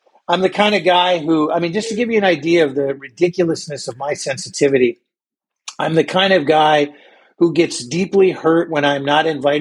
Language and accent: English; North Dakota, United States; I grew up in North Dakota. Up here, there's not a lot to do.